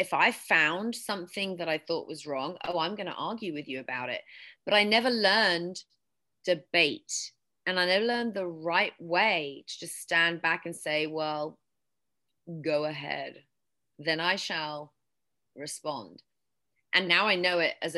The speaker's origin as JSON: {"language": "English", "region": "England", "country": "United Kingdom", "tie": "born or raised there", "also_born_or_lived": "West Texas", "accent": "British", "moved": "yes", "lives_now": "United States", "said": "growing up in England, well, in my high school, we didn't have debate"}